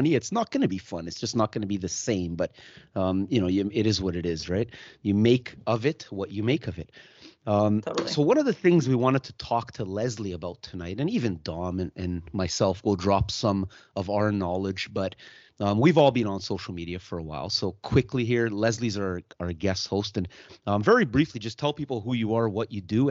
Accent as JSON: {"language": "English", "country": "Germany", "tie": "born or raised there", "moved": "yes", "lives_now": "Canada", "said": "I was born in Germany and I'm European."}